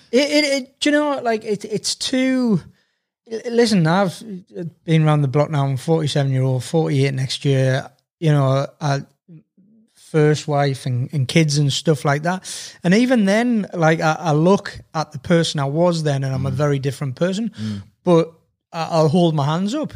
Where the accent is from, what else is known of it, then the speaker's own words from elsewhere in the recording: Sunderland, North East England, United Kingdom; I was born in Sunderland, so I'm a Sunderland season ticket holder.